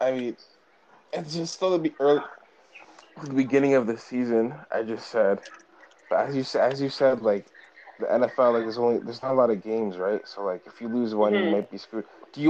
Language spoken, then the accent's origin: English; Canada; growing up in Canada